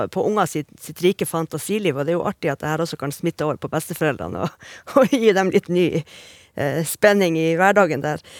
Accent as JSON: {"language": "Norwegian", "town": "Narvik", "region": "Nordland", "country": "Norway", "said": "Jeg er jo fra Narvik"}